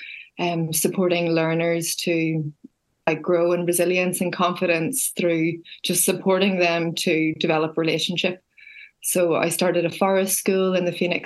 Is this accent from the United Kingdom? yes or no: yes; Belfast, Northern Ireland, United Kingdom; also born or lived in countryside (rural area); I grew up in the city. I grew up in Belfast